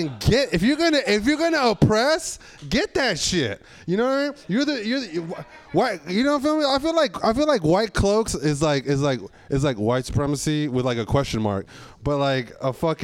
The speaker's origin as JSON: {"language": "English", "town": "San Francisco", "region": "California", "country": "United States", "tie": "born or raised there", "said": "I grew up in San Francisco when that shit was killing people"}